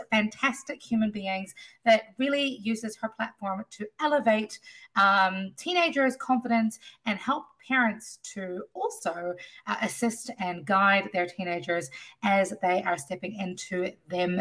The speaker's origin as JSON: {"language": "English", "country": "New Zealand", "moved": "yes", "lives_now": "Washington, D.C., United States", "said": "I am originally from New Zealand, now living in Washington, D.C."}